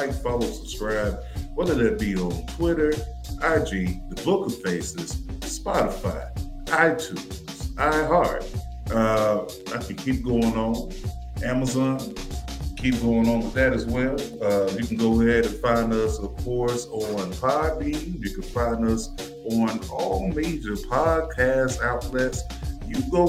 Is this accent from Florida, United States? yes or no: yes; Florida, United States; moved away; I'm originally from down south